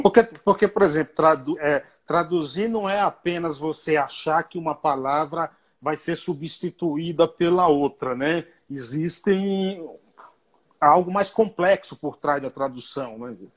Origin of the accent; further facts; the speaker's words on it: Bahia, Brazil; now in São Paulo, Brazil; sou baiano